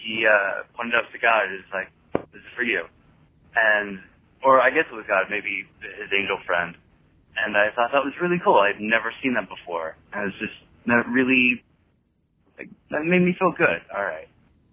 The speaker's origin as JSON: {"language": "English", "town": "Houston", "region": "Texas", "country": "United States", "said": "I should say that I'm from Houston"}